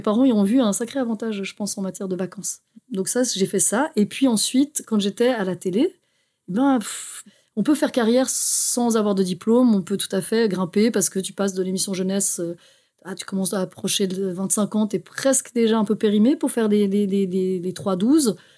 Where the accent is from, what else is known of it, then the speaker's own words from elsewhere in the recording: Haute-Savoie, Auvergne-Rhône-Alpes, France; moved away as an adult; also born or lived in Geneva, Switzerland / Brussels, Belgium; je suis née à Genève, parce qu'il faut savoir qu'en Suisse, il y a de très bons hôpitaux, mais j'ai grandi en France. Ah, Donc j'ai grandi en Haute-Savoie